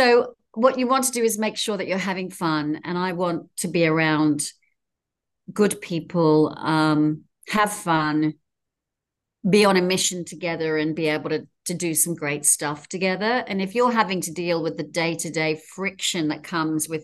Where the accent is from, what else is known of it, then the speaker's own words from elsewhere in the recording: England, United Kingdom; moved away as an adult; now in Sydney, Australia; I'm originally an English girl, and I moved here in my 20s